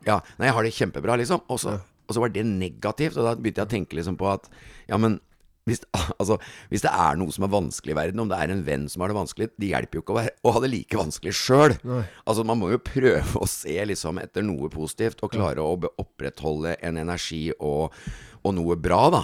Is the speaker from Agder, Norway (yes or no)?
yes; Kristiansand, Agder, Norway; Kristiansand er hjembyen min